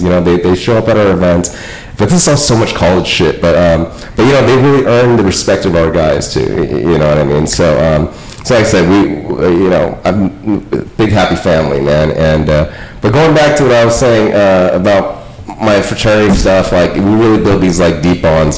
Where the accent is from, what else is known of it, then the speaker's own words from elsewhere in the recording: West Covina, California, United States; I grew up in West Camino